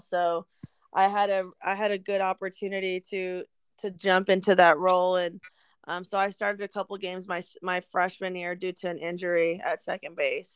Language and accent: English; Eagle Pass, Texas, United States; now in San Antonio, United States; I'm from Eagle Pass, Texas